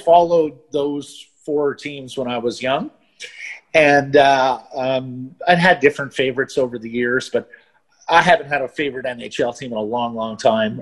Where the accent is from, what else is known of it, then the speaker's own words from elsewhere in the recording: Calgary, Alberta, Canada; also born or lived in Montreal; And then my family moved to Calgary